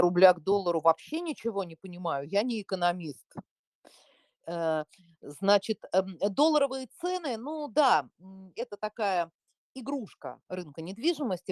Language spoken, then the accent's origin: Russian; Moscow, Russia; я москвичка коренная